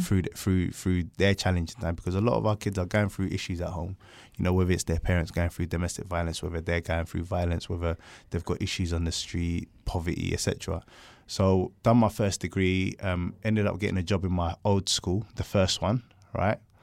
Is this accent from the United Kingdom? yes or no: yes; London, United Kingdom; I grew up in South London.